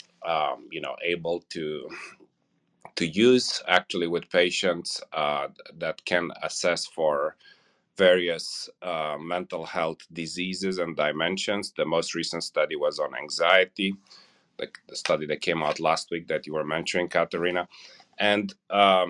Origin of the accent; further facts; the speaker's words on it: Romania; moved away as an adult; also born or lived in California; now in Indiana, United States; I grew up in Romania and Eastern Europe.